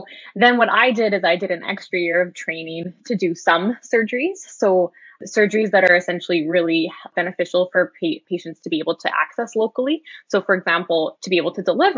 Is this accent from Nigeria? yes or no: no; Edmonton, Alberta, Canada; I grew up in Edmonton